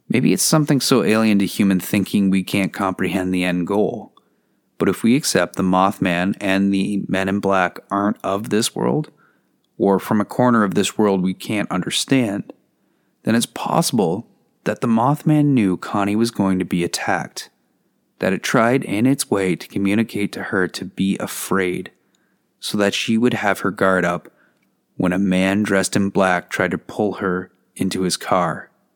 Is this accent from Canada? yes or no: yes; Canada; As a Canadian with maple syrup running through my veins